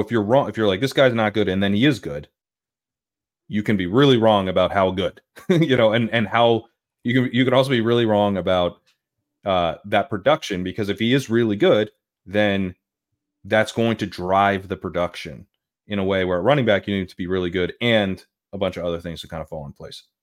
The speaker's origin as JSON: {"language": "English", "region": "Delaware", "country": "United States", "tie": "born or raised there", "said": "I grew up in Delaware"}